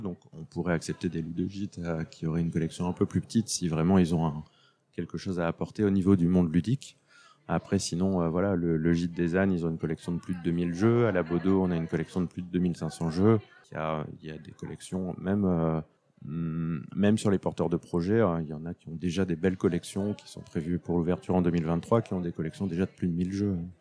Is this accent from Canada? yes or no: no; France; Je suis français avant tout